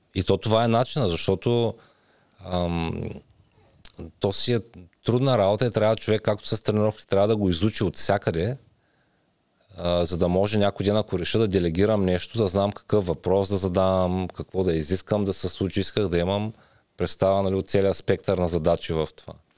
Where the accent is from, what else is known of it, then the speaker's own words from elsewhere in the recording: Ruse, Ruse Province, Bulgaria; moved away as an adult; now in Las Vegas, United States; Роден съм в Русе, 80-та година.